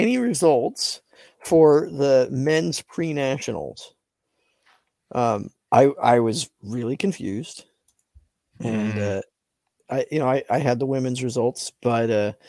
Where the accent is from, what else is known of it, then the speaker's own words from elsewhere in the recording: Springfield, Oregon, United States; In my hometown of Springfield, Oregon.